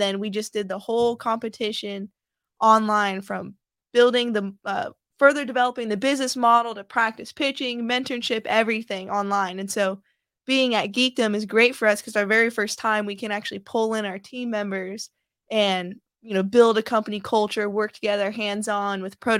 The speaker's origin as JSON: {"language": "English", "town": "Austin", "region": "Texas", "country": "United States", "tie": "born or raised there", "also_born_or_lived": "Dayton, Ohio", "said": "I'm a military brat. My mom and dad are retired Air Force. And so I was born in Dayton, Ohio. And then when I was little, I moved to Austin, Texas, and I pretty much grew up there, raised there, and graduated high school."}